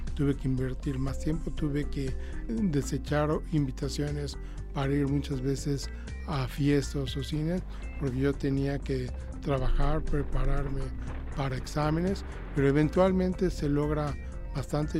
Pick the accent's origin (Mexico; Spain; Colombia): Mexico